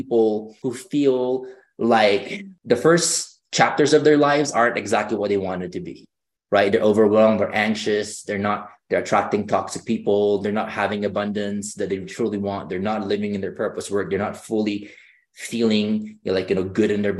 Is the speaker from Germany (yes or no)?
no; Philippines; moved away; growing up, I grew up in the Philippines